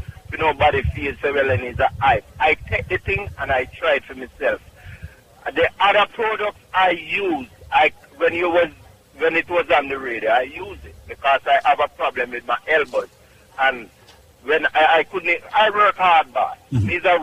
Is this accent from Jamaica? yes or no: yes; Clark's Town, Trelawny, Jamaica; now in Bronx, United States; Clarkstown, Jamaica, Trelawney